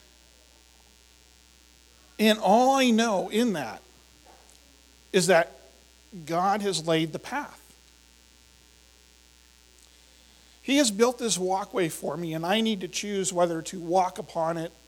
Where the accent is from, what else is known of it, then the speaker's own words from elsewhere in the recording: Indiana, Pennsylvania, United States; I grew up in Indiana, PA